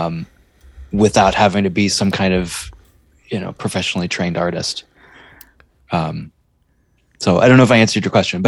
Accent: Northeast Ohio, United States; moved away as an adult; now in Knoxville, United States; I grew up in Northeast Ohio

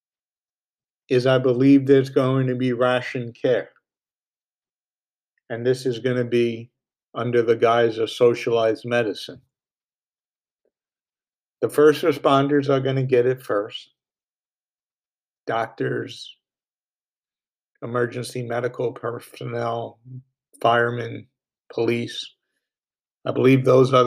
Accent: New York, United States; my home state of New York

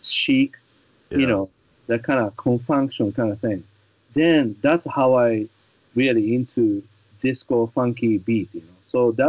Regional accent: Japan; English is a second language; moved away; I was from Japan

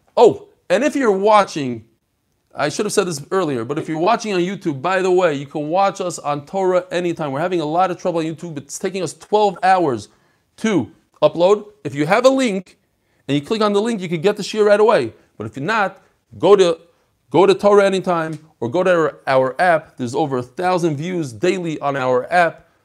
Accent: Chicago, Illinois, United States; I'm from Chicago.

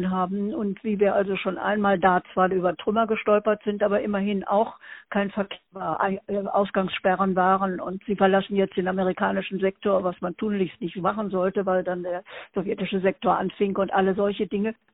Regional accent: Berlin, Germany; born there; now in Ruhr, Germany; Ich bin in Berlin geboren und dann äh, über viele Stationen also nun äh, zum Ende der Schulzeit hier im Ruhrgebiet gelandet und seitdem hier hängen geblieben

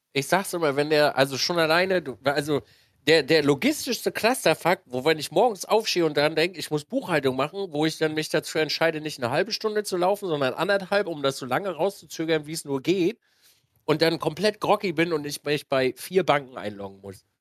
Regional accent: Switzerland; als äh, Schweizer

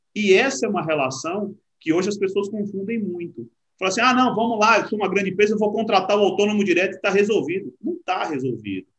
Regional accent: Salvador, Bahia, Brazil; moved away; also born or lived in Uberlândia; Eu sou baiano de Salvador

